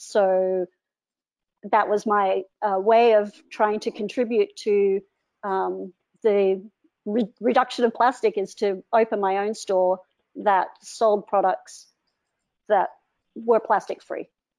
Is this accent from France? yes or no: no; Cairns, Queensland, Australia; moved away as an adult; also born or lived in Canada; So I grew up in Far North Queensland, which is where I am right now, which is in Cairns.